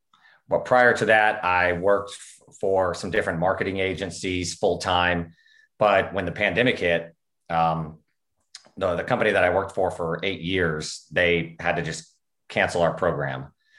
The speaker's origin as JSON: {"language": "English", "region": "Oklahoma", "country": "United States", "said": "I am from Oklahoma"}